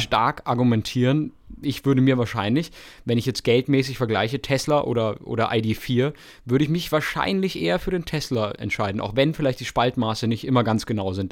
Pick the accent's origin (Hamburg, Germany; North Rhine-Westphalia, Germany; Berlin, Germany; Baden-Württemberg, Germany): Baden-Württemberg, Germany; Freiburg; in der Nähe Nähe von Freiburg, da wo ich herkomme